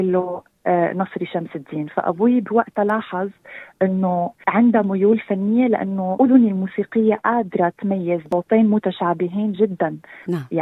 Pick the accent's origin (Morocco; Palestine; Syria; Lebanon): Syria; also born or lived in Sydney, Australia; now in Australia; من مواليد سيدني أستراليا مغنية كاتبة أغاني ملحنة وكونتنت كرييتر اون تيك توك خريجة أدب إنجليزي من جامعة تشرين في سوريا ومؤخرا عدت الاستقرار بأستراليا